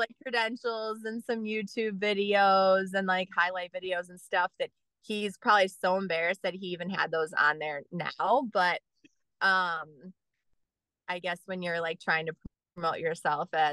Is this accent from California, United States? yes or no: no; Gurnee, Illinois, United States; I grew up in Gurnee, so Warren High School was my high school.